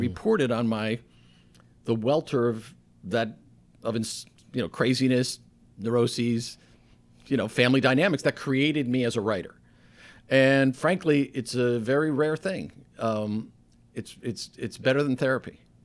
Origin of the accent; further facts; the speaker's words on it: Stamford, Connecticut, United States; moved away as an adult; I was from Stanford, I had a say, this is my hometown